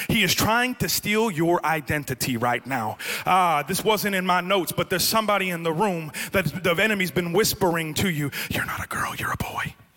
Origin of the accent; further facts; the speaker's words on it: Florida, United States; accent: New Jersey; also born or lived in New Jersey; I grew up in Florida near the beach.